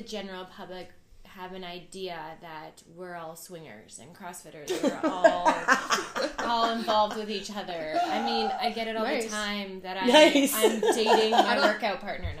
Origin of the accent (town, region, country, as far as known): Vancouver Island, British Columbia, Canada; born or raised there; moved away as an adult